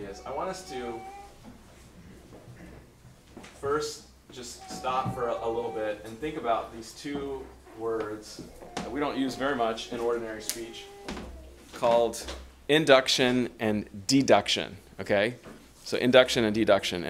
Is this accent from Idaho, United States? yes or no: no; Los Angeles, California, United States; I was born and raised in Southern California in the LA area